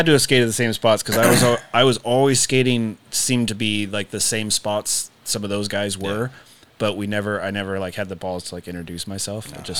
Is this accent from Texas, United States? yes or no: no; Sacramento, California, United States; growing up in Sac, he's somebody that I've like, you know, semi-idolized